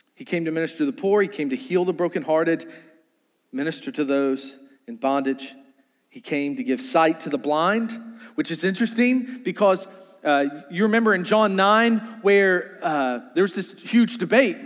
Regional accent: Charles City County, Virginia, United States; growing up in Charles City County, I only had a double wide

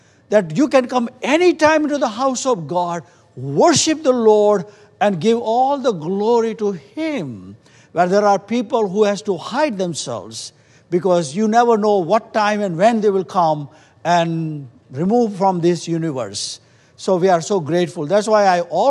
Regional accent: India; moved away; we come from India

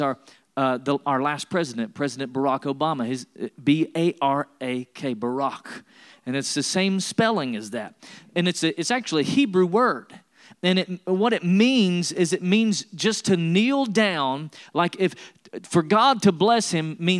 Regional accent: East Tennessee, United States; I was born in Tennessee and raised in East Tennessee. I was raised in the foothills of the Smoky Mountains.

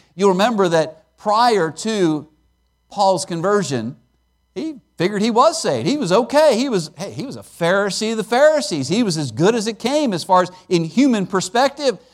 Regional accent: Pennsylvania, United States; I grew up in Pennsylvania, and I grew up out in the country

